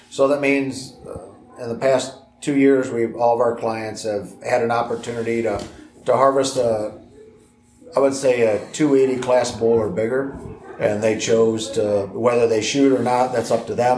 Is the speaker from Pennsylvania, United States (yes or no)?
no; Illinois, United States; moved away as an adult; also born or lived in Montana; I grew up in Illinois, and I started guiding in Montana when I was 18